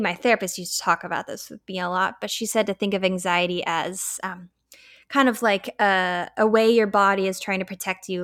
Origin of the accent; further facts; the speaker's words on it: Colorado, United States; I was raised in Colorado